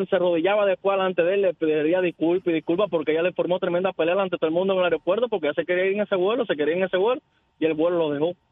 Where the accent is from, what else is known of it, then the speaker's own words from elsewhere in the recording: Cuba; now in Tampa, United States; yo soy cubano.